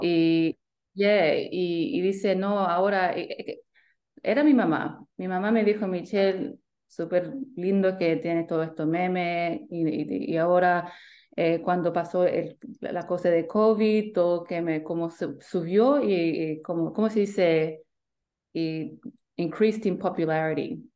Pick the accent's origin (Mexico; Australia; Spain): Australia; Sydney, New South Wales; accent: Australian; mis papás son chilenos, llegaron aquí en 85 con mis hermanos y yo nací aquí en Sydney con mi hermana